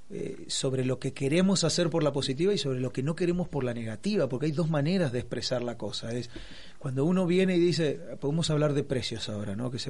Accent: Resistencia, Chaco, Argentina; moved away as an adult; now in Buenos Aires, Argentina; tengo 28 años en la capital y 18 años, algo así, o 16 en Resistencia Chaco.

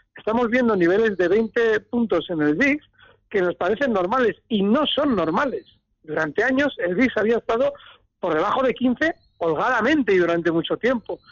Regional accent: Bilbao, Basque Country, Spain; moved away; me he escondido en mi tierra

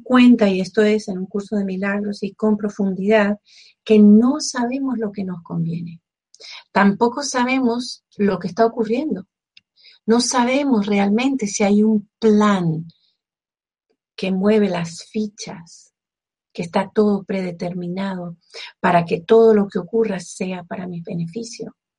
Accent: Venezuela; como venezolana que soy

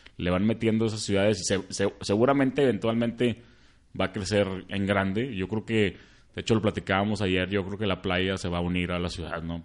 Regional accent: Monterrey, Nuevo León, Mexico; somos los regios

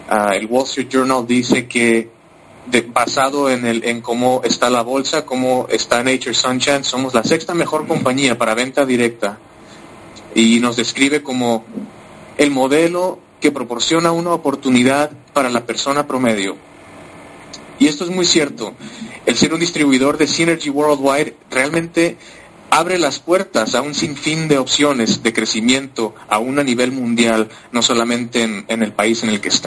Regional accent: Mexico; first language Spanish; now in United States; ahora es que tengo la oportunidad también de, hablar en, mi idioma materno. de yo soy originario de México, eh, tengo ya más de 12 años viviendo en los Estados Unidos, así que mi, español es una mezcla de muchos y, de muchos acentos

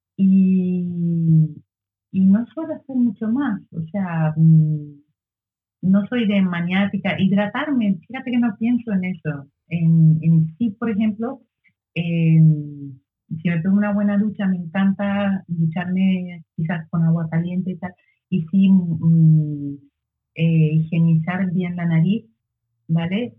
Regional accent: Lanzarote, Canary Islands, Spain

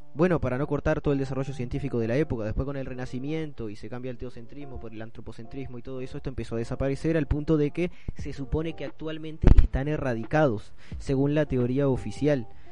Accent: Melo, Cerro Largo, Uruguay; de la ciudad de Melo, mi ciudad natal

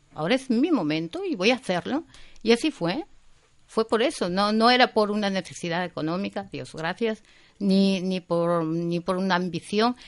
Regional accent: Vigo, Galicia, Spain; Yo soy gallega, soy de Vigo, mis padres son gallegos, de pura cepa, eh, emigrantes, eh, emigraron muy jovencitos, los dos a Alemania, y yo me crié con mi abuela

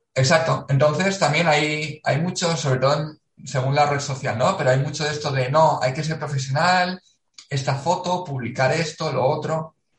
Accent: Valencia, Valencian Community, Spain; moved away as an adult; also born or lived in Macedonia / South Korea / South Africa; Valencia, de donde soy.

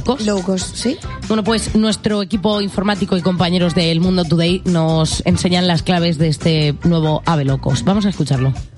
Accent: Albacete, Castilla-La Mancha, Spain; somos de Albacete

